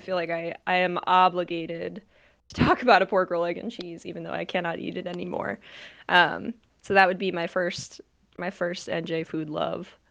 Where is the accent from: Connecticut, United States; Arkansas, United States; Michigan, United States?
Connecticut, United States; now in New Jersey, United States; I'm from Connecticut